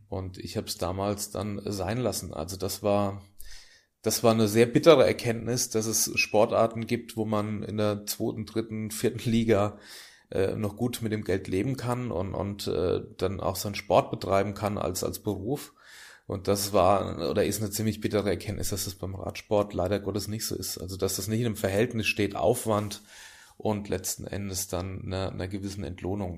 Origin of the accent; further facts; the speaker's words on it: Großwallstadt, Bavaria, Germany; now in Hamburg, Germany; meine Heimat ist natürlich da, wo ich herkomme auch, also Großwaldstadt am Main